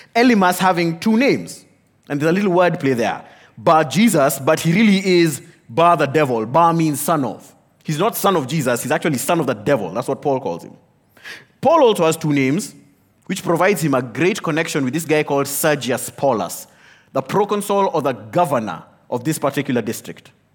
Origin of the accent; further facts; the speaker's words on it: Kenya; I am a Kenyan